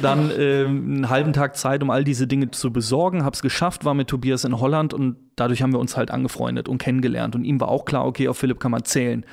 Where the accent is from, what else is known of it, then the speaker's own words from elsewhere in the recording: Cologne, North Rhine-Westphalia, Germany; als gebürtiger Kölner